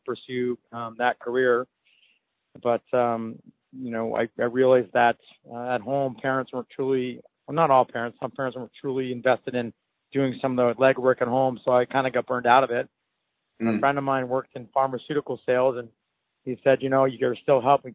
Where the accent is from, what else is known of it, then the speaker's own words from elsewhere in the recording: Barre, Vermont, United States; also born or lived in California; I was born in Barrie, Vermont, and grew up there.